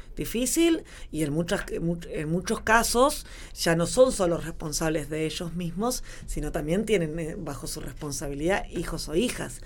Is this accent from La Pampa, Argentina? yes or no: yes; La Pampa, Argentina; born or raised there